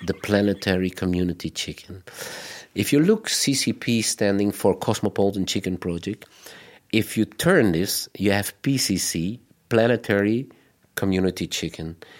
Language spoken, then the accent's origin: English; Belgium; we, as Belgians